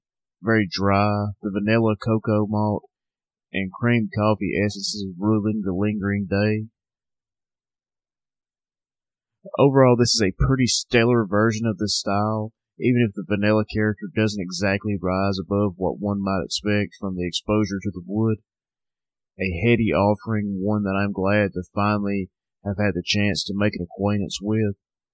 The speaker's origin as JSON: {"language": "English", "region": "North Alabama", "country": "United States", "tie": "born or raised there", "said": "Southern Package, my hometown craft beer shop. So if you live in North Alabama, go check them out."}